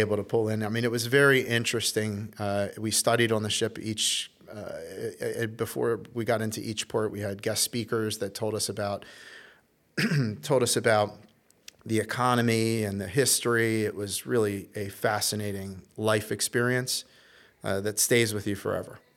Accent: Baltimore, Maryland, United States; also born or lived in Little Rock, Arkansas; up to Baltimore, Maryland, where I, uh, spent most of my childhood

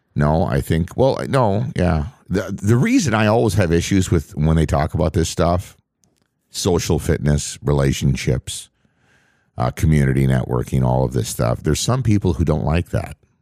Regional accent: on the Canadian border, Upper Midwest, United States; where I grew up on the Canadian border.

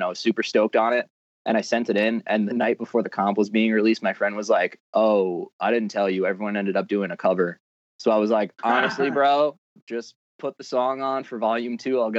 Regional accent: Massapequa, New York, United States; We're all from Massapequa.

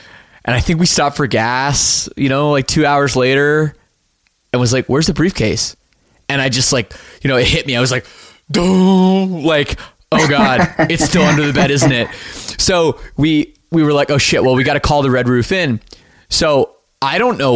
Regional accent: Canada; us being Canadian

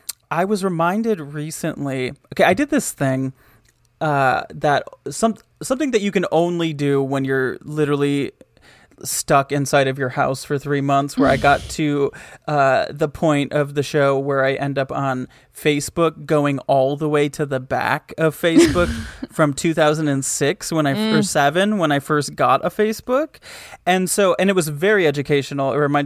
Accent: Michigan, United States; The mall in my hometown was there were two. There was one that was like in the town, and then there was one that was like 15 minutes away. The one that was in the town was called the Woodland Mall.

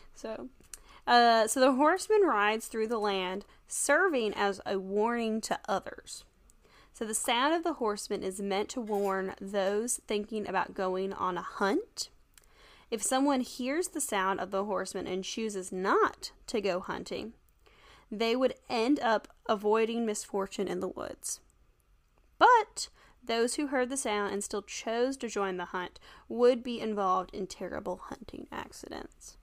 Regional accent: the South, United States; we're from the South

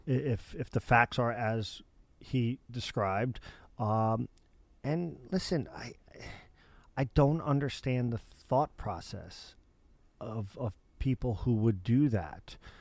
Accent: suburbs of New York City, United States; I grew up in suburbs of New York City.

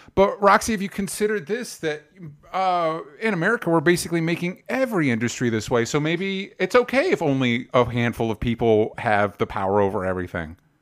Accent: Florida, United States; now in Los Angeles, United States; I grew up in Florida

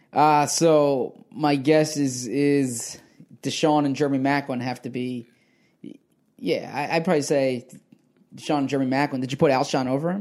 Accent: Philadelphia, Pennsylvania, United States; moved away as an adult; also born or lived in Washington / Scottsdale; I got to move back to Philadelphia, my hometown.

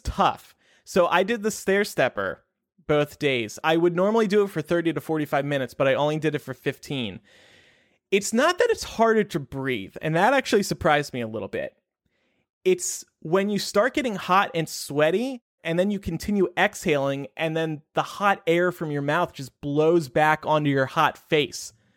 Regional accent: New Jersey, United States; now in Chicago, United States; New Jersey, my home state

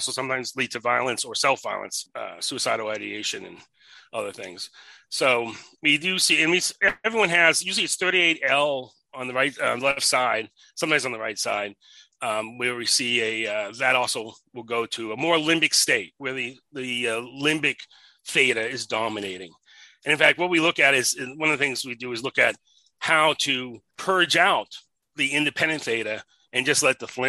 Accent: New England, United States; moved away; also born or lived in West Los Angeles, California; I grew up in New England

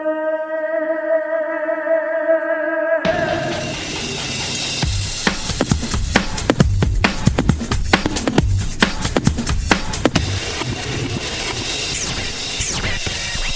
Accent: Ireland

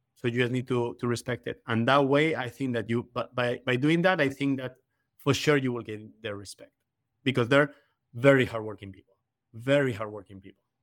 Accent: Madrid, Community of Madrid, Spain; moved away as an adult; also born or lived in Canada / Caribbean / Miami Beach; now in United Kingdom; in Madrid, I was in my hometown

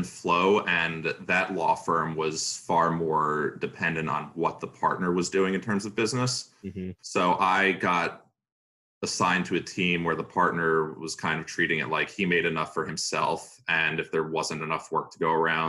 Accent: Long Island, New York, United States; now in New York City, United States; I grew up in Long Island. My parents were living there at the time

